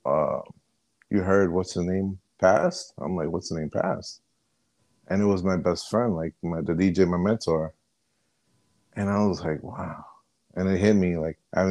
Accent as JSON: {"language": "English", "region": "New Jersey", "country": "United States", "tie": "born or raised there", "accent": "Jersey", "said": "I'm from Jersey, born and bred"}